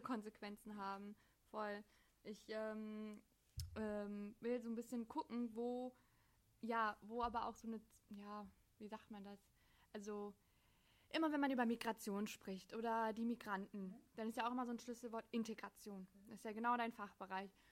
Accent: Germany; das ist auch mein Land

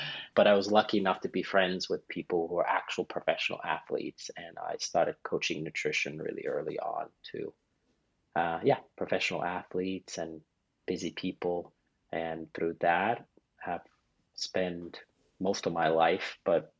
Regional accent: Finland; moved away; also born or lived in Paris, France; I'm originally from Finland. So I'm a 13th generation family farmer. So I grew up on a farm

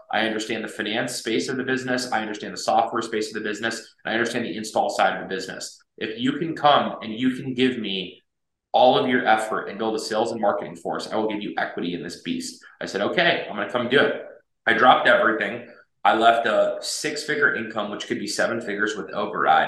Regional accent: United States; I was raised here in the United States. I moved here when I was six months old

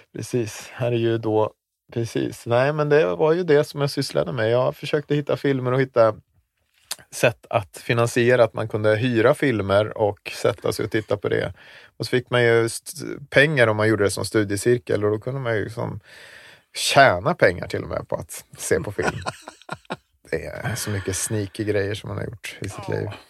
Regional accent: Visby, Gotland, Sweden; moved away as an adult; also born or lived in Zambia; Jag växte upp i Visby då. En stor del, största delen av mitt liv har ju varit där innerstaden

